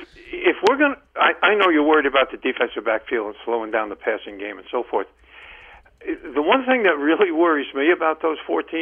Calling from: Columbia, Maryland, United States; Hey, guys. … from Columbia, Maryland.

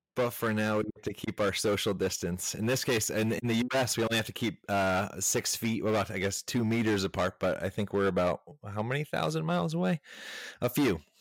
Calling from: Asheville, North Carolina, United States; I am calling in from Asheville, North Carolina

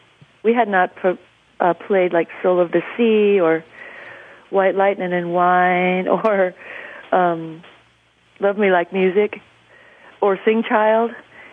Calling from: Los Angeles, California, United States; I'm in L.A. right now.

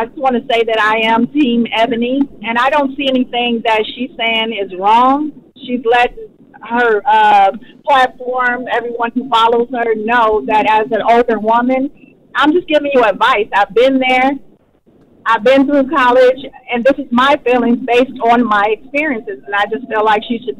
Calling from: Houston, Texas, United States; I'm calling from Houston.

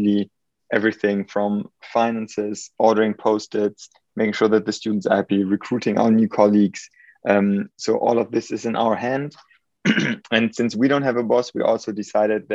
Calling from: Munich, Bavaria, Germany; also born or lived in United Kingdom; I'm calling in from Munich, Germany

